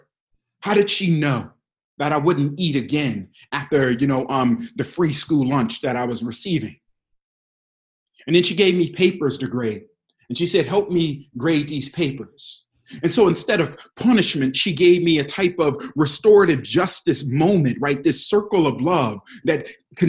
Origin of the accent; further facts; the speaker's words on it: Detroit, Michigan, United States; I grew up in Detroit, Michigan.